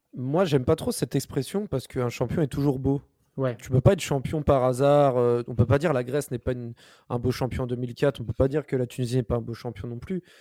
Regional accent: Paris, Île-de-France, France; je suis parisien

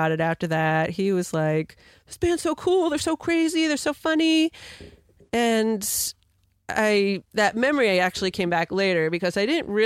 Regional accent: outside of New York City, United States; moved away as an adult; also born or lived in Oswego, New York / Rochester, New York; now in Vermont, United States; I grew up outside of New York City, a suburb of Manhattan

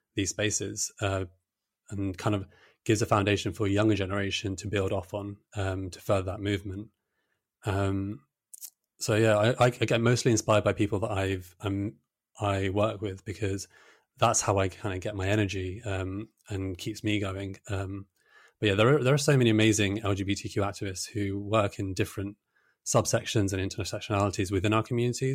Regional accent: Brighton, South East England, United Kingdom; I grew up in Brighton

